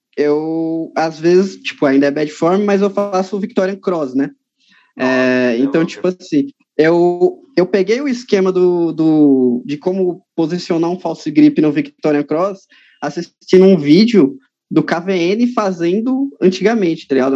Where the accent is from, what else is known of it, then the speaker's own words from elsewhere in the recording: São Paulo, Brazil; Eu sou, sou de São Paulo mesmo, a capital mesmo, tá ligado? Eu moro na Zona Norte aqui, de São Paulo, uhum. desde, que, desde que eu nasci mesmo